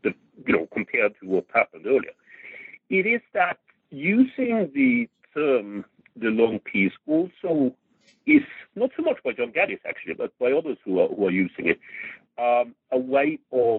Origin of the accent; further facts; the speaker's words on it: Norway; I grew up in Norway in the 1960s